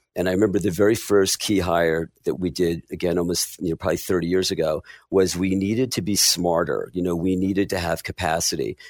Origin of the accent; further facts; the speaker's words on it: Willingboro, New Jersey, United States; I grew up in Willibrord, New Jersey, pretty lower middle class